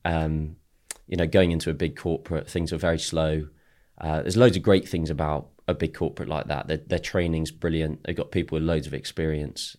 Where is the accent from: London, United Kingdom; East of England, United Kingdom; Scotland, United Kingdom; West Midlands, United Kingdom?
London, United Kingdom; also born or lived in Chicago, United States / Ashford, Surrey / Exeter; I grew up in Ealing. So, I grew up West London area, uh, till seven, then moved to the States, actually. So, I lived in Chicago for five years and then came back to Ashford